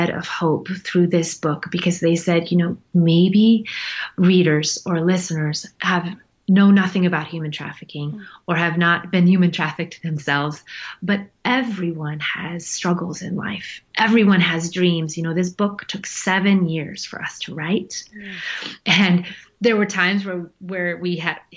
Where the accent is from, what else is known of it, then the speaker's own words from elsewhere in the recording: United States; an American in Nepal